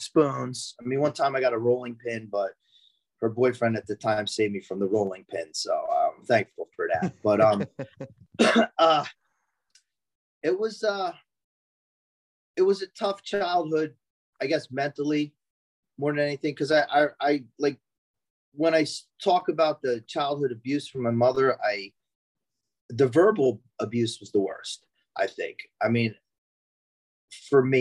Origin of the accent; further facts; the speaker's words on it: Franklin Township, New Jersey, United States; I'm from Franklin Township in New Jersey. That's in Hunterdon County.